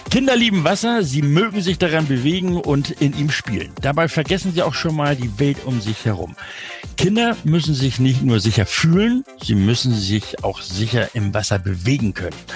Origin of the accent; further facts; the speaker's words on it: Hamburg, Germany; Ja, ich bin Hamburger und auch Hanseat.